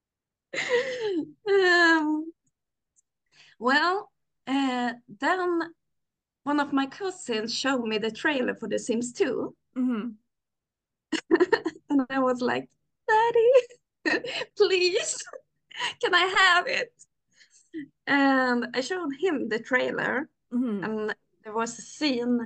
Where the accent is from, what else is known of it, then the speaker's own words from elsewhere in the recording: Sweden; I'm 29 years old. And I'm from Sweden.